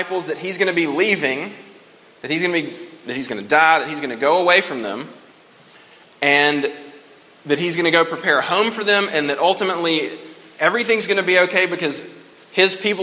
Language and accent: English; United States; by virtue of the fact that we're American